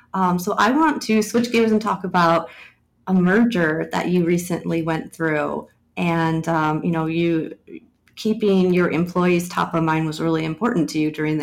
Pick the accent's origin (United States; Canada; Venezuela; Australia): United States; I'm born and raised in the United States